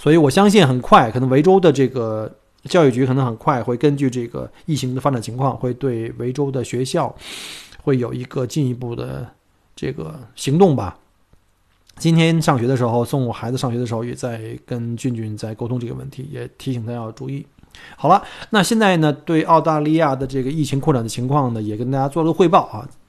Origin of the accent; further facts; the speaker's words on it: China; now in Australia; 对于我们这些从中国移民到澳洲的，尤其是在澳洲生活过几年的这些移民来说